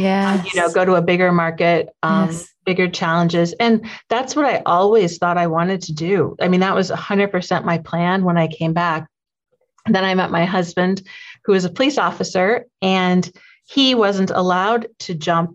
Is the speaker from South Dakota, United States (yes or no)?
yes; Sioux Falls, South Dakota, United States; this is my hometown. I grew up in Sioux Falls